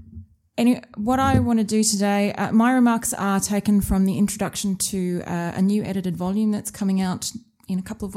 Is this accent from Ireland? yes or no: no; Australia; accent: Australian; moved away; You may be able to tell from my accent that I'm an Australian by birth.